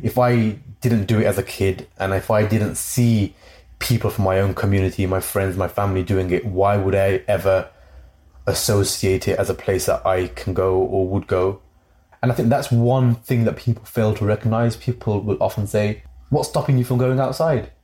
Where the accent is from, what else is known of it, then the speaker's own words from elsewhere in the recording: Coventry, West Midlands, United Kingdom; my hometown of Coventry